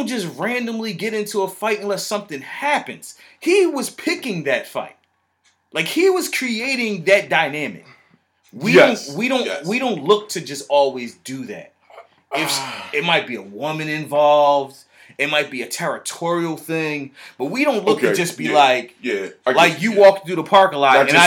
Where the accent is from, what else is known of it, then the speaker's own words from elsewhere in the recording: Philadelphia, Pennsylvania, United States; we are from Philly